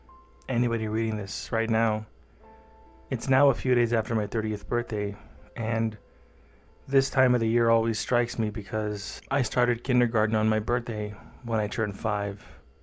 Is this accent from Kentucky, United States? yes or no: no; San Diego, California, United States; I was born in San Diego and lived in a poor suburb of San Diego as a child.